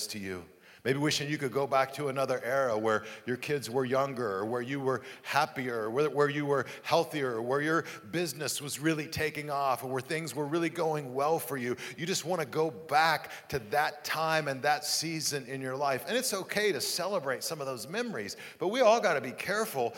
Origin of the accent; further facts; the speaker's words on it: Amarillo, Texas, United States; moved away; my hometown, Amarillo, Texas